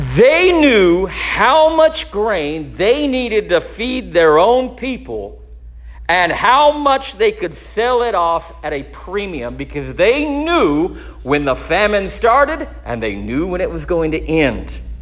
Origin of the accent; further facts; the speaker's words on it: Texas, United States; I'm a son of Texas